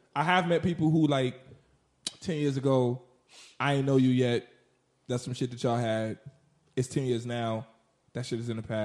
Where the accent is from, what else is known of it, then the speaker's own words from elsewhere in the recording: Chicago, Illinois, United States; now in New York, United States; I'm from Chicago.